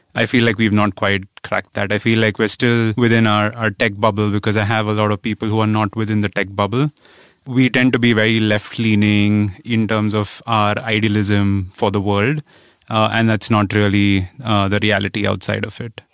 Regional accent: India; growing up in India, where I grew up in a middle class family

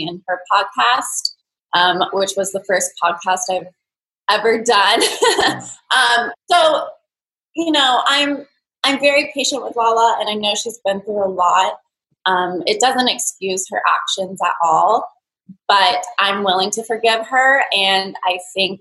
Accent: Thousand Oaks, California, United States; I'm from Thousand Oaks, California. It's a suburb a little bit north

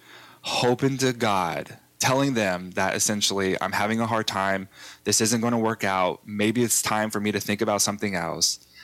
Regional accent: Texas, United States; I grew up in Texas

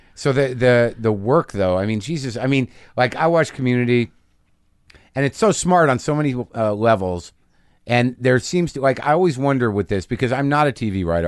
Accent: Albuquerque, New Mexico, United States; also born or lived in New Jersey; now in Los Angeles, United States; I was born in Jersey. I grew up in New Mexico

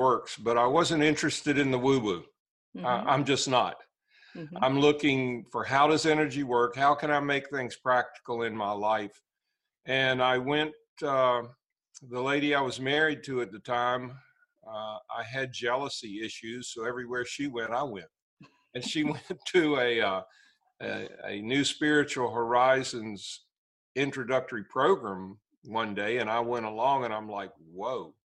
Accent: Staunton, Virginia, United States; I'm a native Virginian

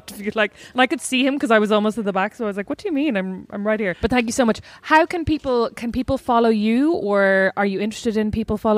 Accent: Ireland; I mean, I'm Irish, so I didn't go through the rain

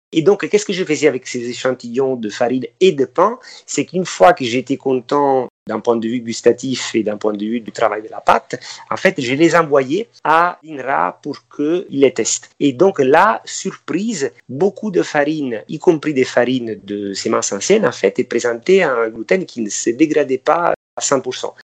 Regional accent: Amalfi Coast, Campania, Italy; moved away; je suis originaire de la côte amalfitaine

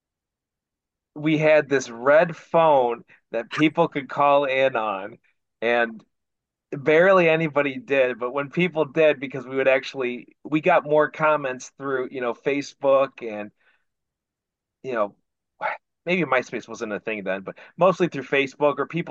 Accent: Northwest Ohio, United States; I still live in Northwest Ohio, so it's my hometown, still live here.

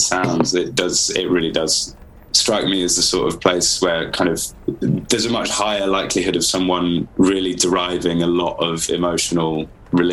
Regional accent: Devon, South West England, United Kingdom; now in London, United Kingdom; I live in London. I'm not from London. This is the case where I grew up in a little town in Devon

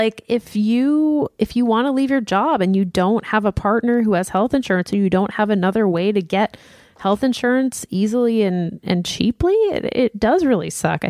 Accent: Lafayette, Louisiana, United States; I'm from Lafayette, the heart of Cajun country, and big families I've found are still a bit of an anomaly here.

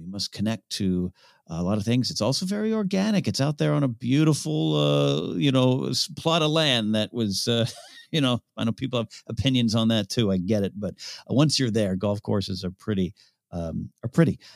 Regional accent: San Luis Obispo, California, United States; was raised about an hour and a half north of Santa Barbara

